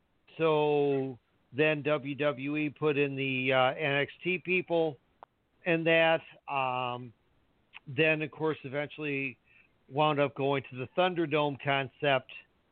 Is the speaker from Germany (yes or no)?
no; Canada; we're from Canada.